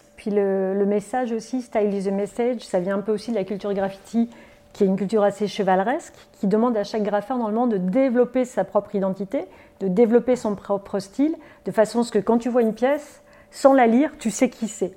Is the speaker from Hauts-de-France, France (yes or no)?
yes; Lille, Hauts-de-France, France; moved away as an adult; now in Montreal, Canada; Fièrement, originaire du nord de la France. Oui, on est originaire de Lille, on va dire, et ses alentours. On est arrivé au Québec en 2007